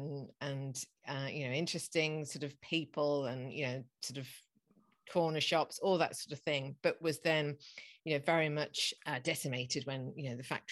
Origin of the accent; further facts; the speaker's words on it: Beeston, East Midlands, United Kingdom; moved away as an adult; now in London, United Kingdom; I was born and brought up in Beeston, just outside of Nottingham